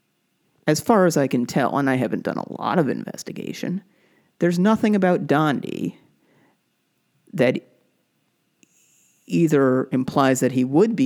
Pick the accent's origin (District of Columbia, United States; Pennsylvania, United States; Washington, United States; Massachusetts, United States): Massachusetts, United States; Brookline; I grew up in Brookline, Massachusetts